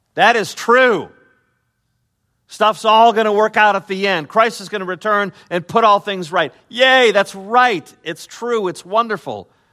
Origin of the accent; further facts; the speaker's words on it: Chicago, Illinois, United States; I'm from Chicago